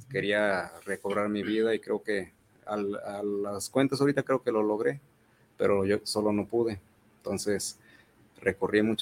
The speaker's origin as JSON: {"language": "Spanish", "town": "Zacualco de Torres", "region": "Jalisco", "country": "Mexico", "said": "Este, milité en un grupo, yo soy de Zacualco de Torres."}